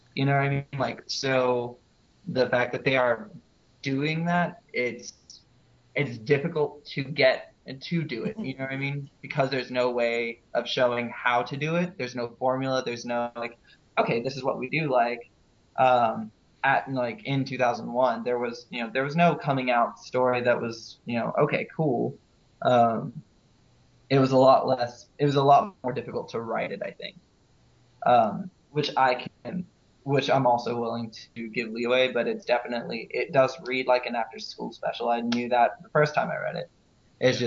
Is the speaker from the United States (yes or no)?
yes; Houston, Texas, United States; I'm originally from Houston.